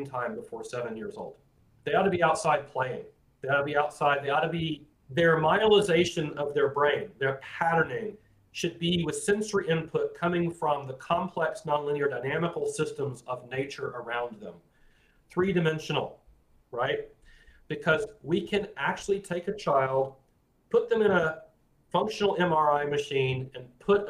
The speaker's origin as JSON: {"language": "English", "region": "Florida", "country": "United States", "tie": "born or raised there", "said": "I grew up calling them horny toads, because I grew up in Florida"}